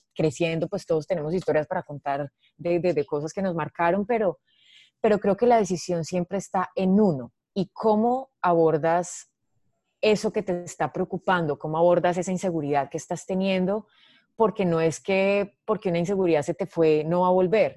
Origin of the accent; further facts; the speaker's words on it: Medellín, Antioquia, Colombia; nací en Medellín en diciembre del 86